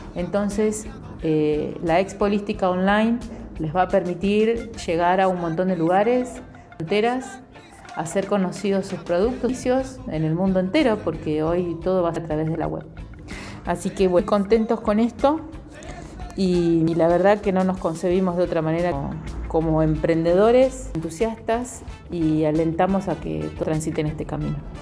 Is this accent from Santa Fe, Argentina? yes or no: yes; Santa Fe, Argentina; soy de acá, de Santa Fe